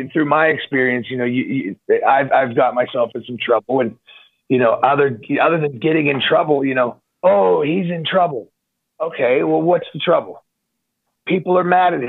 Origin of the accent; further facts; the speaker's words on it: United States; I'm a 6'4" American pro wrestler